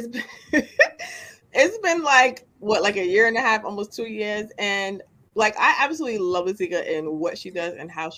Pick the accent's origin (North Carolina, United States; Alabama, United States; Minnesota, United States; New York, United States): New York, United States; New York City; moved away as an adult; also born or lived in Yonkers; now in Beacon, United States; I've been in the Bronx my entire life